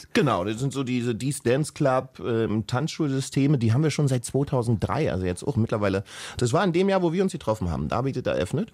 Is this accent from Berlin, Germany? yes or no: yes; Berlin, Germany; ich bin ja aus dem Osten